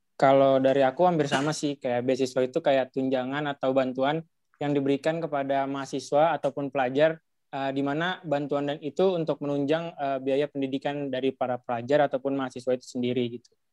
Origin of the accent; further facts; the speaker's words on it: Depok, West Java, Indonesia; Aku dari Matematika dua ribu sembilan belas, asal Depok, lahir tujuh belas Januari dua ribu satu